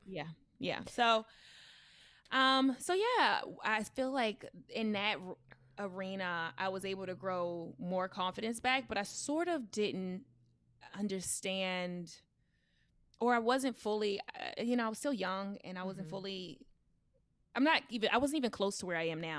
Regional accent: Baltimore, Maryland, United States; accent: country urban; I was raised in Baltimore.

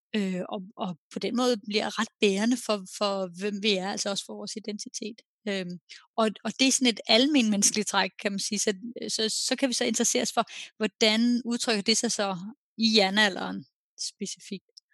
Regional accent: Denmark; now in Norway; jeg er jo dansker, der bor i udlandet

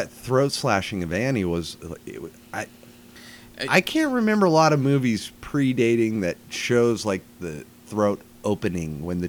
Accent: Pacific Northwest, United States; And growing up in the Pacific Northwest...

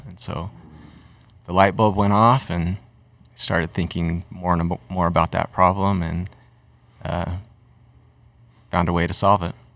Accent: Utah, United States; also born or lived in Massachusetts; I'm from Utah too

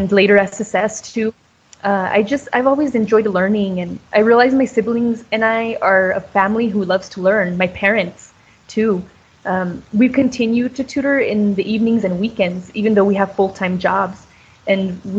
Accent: Colorado, United States; moved away; also born or lived in Clovis; I moved from Colorado to Clovis

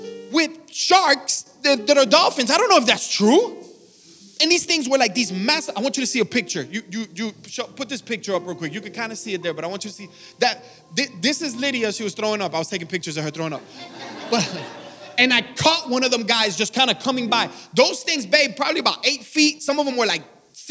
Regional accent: Miami, Florida, United States; I'm from Miami, Florida

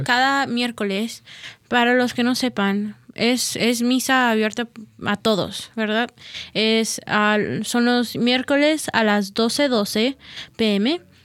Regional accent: Las Vegas, Nevada, United States; now in Owensboro, United States; soy de Vegas

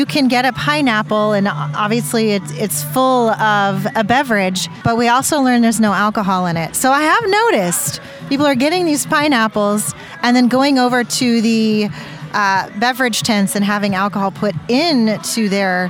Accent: Bay Area, California, United States; I grew up in the Bay Area.

